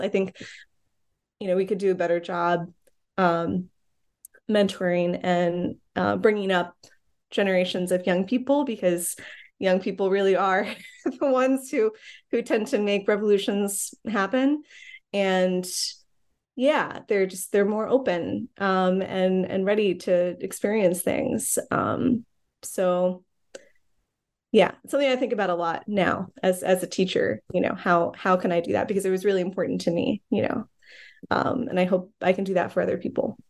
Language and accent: English; Ohio, United States; also born or lived in Chicago; now in Brooklyn, New York, United States; I grew up in the Midwest, um, mostly in Ohio